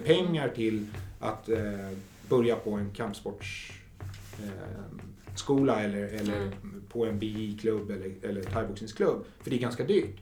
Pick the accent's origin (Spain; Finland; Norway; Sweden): Sweden; Huddinge, Stockholm County; also born or lived in Flemingsberg; jag kom ju från Huddinge